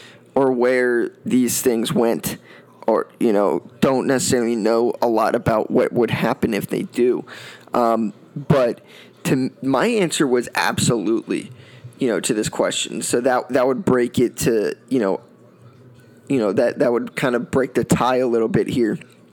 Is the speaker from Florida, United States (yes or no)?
yes; Florida, United States; this was a guy I grew up watching in Florida